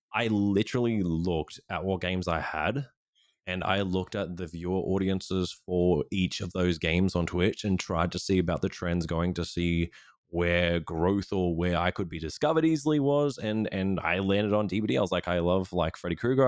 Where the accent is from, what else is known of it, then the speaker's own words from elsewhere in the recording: Australia; being an Australian streamer